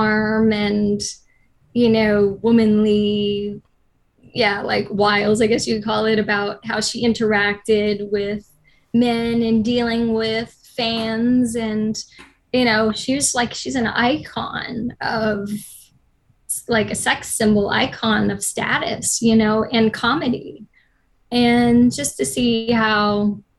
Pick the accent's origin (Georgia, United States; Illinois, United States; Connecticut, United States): Illinois, United States; moved away; being from Illinois, and my grandmother was a country singer